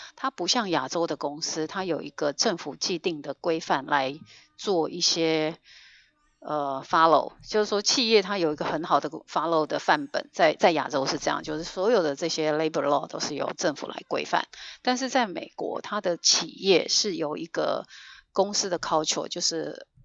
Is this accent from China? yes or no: no; Taiwan; now in Northern California, United States; 我们台湾人真的是在各个角落